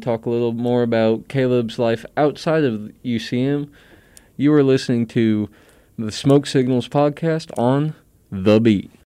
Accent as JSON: {"language": "English", "town": "Centralia", "region": "Missouri", "country": "United States", "said": "I'm from Centralia, Missouri"}